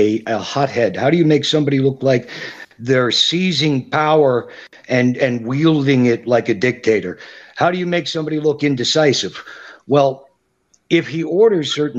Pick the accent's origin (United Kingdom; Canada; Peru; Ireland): Canada; I'm a Canadian